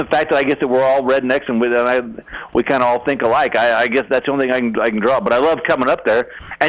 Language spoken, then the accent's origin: English; Texas, United States; now in Los Angeles, United States; I'm originally from Texas